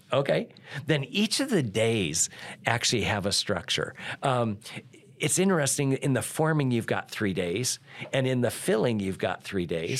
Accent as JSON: {"language": "English", "region": "Iowa", "country": "United States", "tie": "born or raised there", "said": "I grew up in Iowa"}